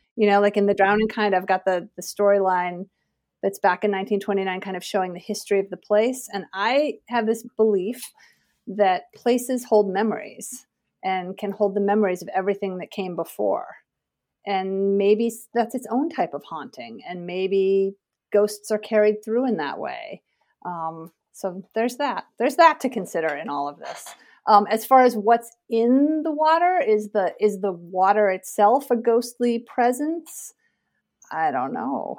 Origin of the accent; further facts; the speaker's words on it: suburb west of Hartford, Connecticut, United States; moved away as an adult; also born or lived in Portland, Oregon / Kentucky; now in Vermont, United States; I grew up in a suburb just west of Hartford, Connecticut